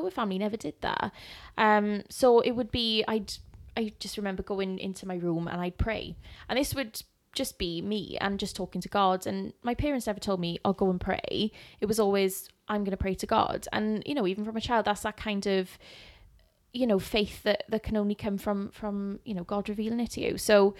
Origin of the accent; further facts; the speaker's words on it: Wales, United Kingdom; I was brought up in church in Wales, and I just remember loving Christ.